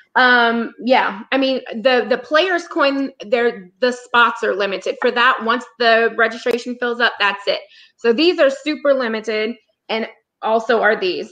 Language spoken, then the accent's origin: English; South Louisiana, United States; we're from South Louisiana